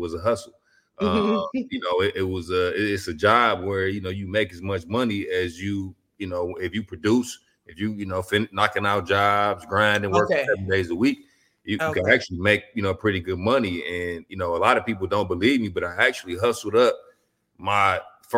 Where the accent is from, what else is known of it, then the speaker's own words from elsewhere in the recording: Detroit, Michigan, United States; growing up in Detroit, you know, we like the land of the hustlers